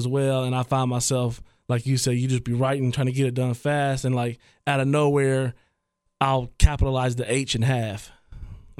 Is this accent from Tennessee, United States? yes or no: no; Trotwood, Ohio, United States; also born or lived in Dayton, Ohio; now in Oakwood, United States; growing up in Troutwood